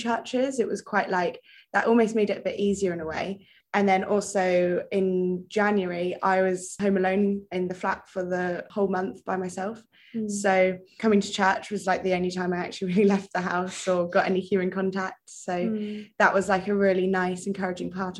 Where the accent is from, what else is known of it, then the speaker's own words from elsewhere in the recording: North Devon, South West England, United Kingdom; moved away as an adult; now in Bath, United Kingdom; I'm from North Devon originally, by the sea